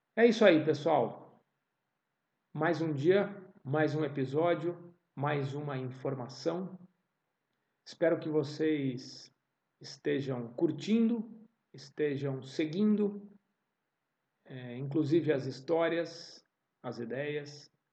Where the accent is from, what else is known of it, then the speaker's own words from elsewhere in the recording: São Paulo, Brazil; Eu nasci em São Paulo. Eu nasci na cidade de São Paulo.